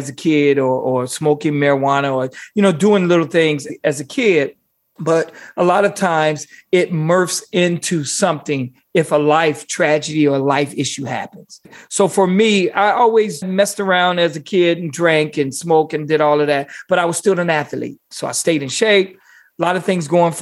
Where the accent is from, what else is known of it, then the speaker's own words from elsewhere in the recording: Gary, Indiana, United States; moved away as an adult; also born or lived in Montana / Las Vegas; I'm a kid from Gary. Gary is predominantly African-American